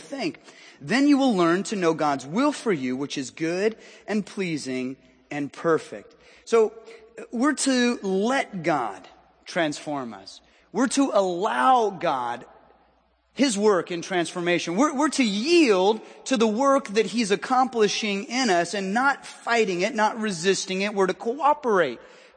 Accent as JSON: {"language": "English", "region": "Southern California", "country": "United States", "moved": "yes", "lives_now": "Washington, United States", "said": "I hail from Southern California"}